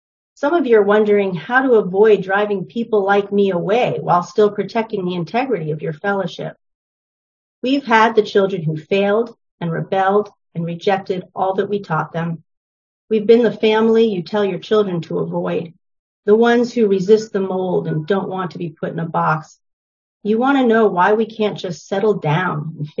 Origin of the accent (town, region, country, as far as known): New Hampshire, United States; born or raised there; also born or lived in New York City